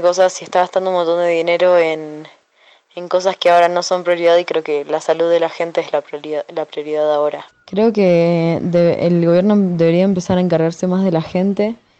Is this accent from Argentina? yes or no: yes; Argentina; now in Mexico; yo soy argentina